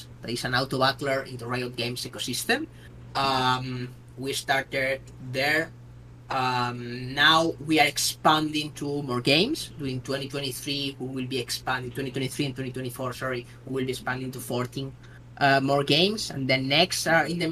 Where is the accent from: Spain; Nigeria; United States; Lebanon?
Spain; I'm from Spain